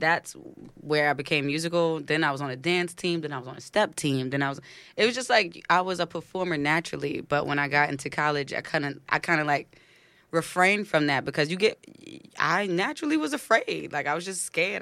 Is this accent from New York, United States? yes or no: yes; New York City, New York, United States; also born or lived in Clinton Hill, Brooklyn; now in Harlem, United States; born and raised in Brooklyn